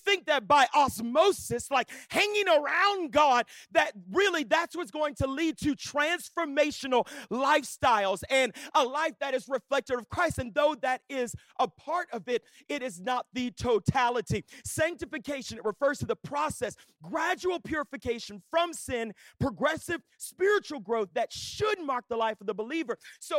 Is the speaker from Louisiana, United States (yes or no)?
yes; Louisiana, United States; I grew up in Southwest Louisiana. I was literally like born in church like my whole life.